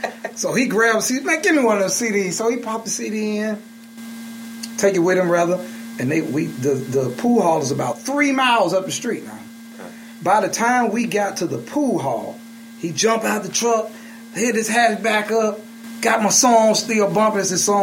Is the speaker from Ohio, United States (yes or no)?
no; Birmingham, Alabama, United States; And I'm from Birmingham.